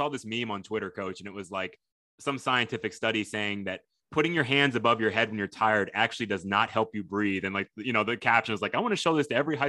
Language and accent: English; Fort Bend, Texas, United States; I went to Fort Bend Austin